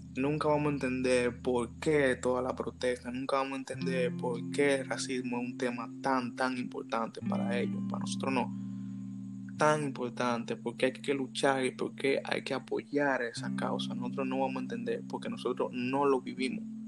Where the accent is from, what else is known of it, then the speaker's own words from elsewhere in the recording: Dominican Republic; nosotros deberíamos hacer como dominicanos